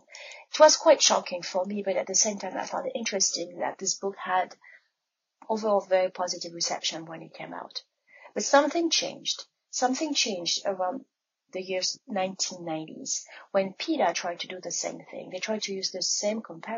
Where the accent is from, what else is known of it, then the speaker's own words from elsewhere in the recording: France; now in Ann Arbor, United States; I was born and raised in France